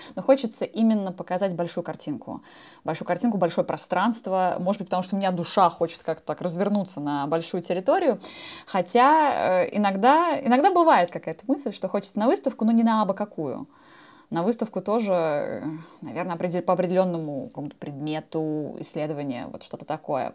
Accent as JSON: {"language": "Russian", "region": "Moscow", "country": "Russia", "tie": "born or raised there", "said": "мое большое признание в любви Москве, где я родилась"}